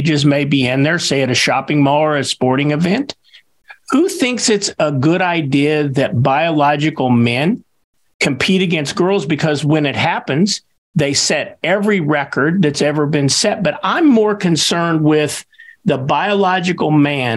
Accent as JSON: {"language": "English", "region": "Kansas", "country": "United States", "said": "Kansas, my home state"}